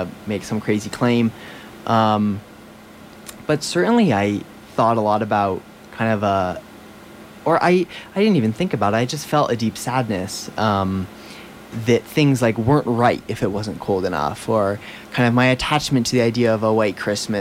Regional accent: New Hampshire, United States; I'm from New Hampshire, and that is certainly a seasonal place.

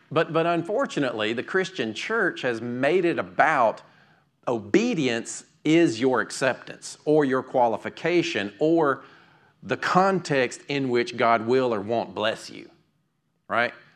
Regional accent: United States; I grew up right here in Fayette County

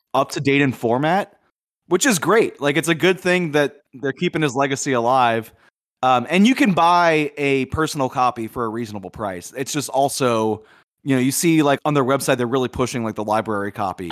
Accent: Louisiana, United States; growing up in Louisiana in the eighties

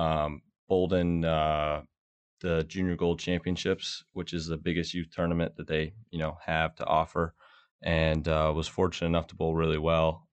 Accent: Rockledge, Florida, United States; moved away; I'm from Florida. We, uh, my family owns a bowling center, um, down in Florida, and, uh, I was kinda born in there

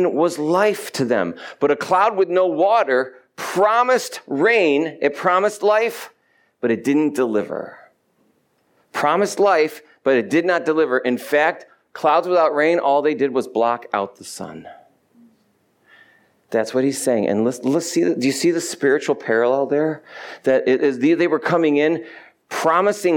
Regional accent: New York, United States; moved away; I'm from New York

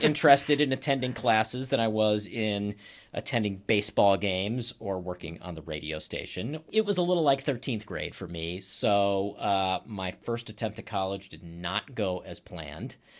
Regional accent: Maryland, United States; moved away as an adult; also born or lived in Boston, Massachusetts / upstate New York / Iowa / Flagstaff, Arizona; now in Wauwatosa, United States; I live in Wauwatosa. I am not from Wauwatosa. I grew up in Maryland

